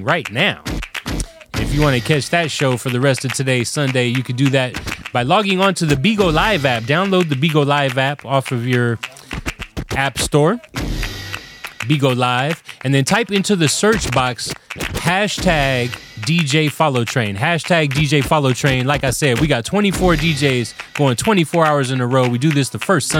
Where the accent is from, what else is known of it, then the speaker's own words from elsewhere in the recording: California, United States; I'm born and raised in Cali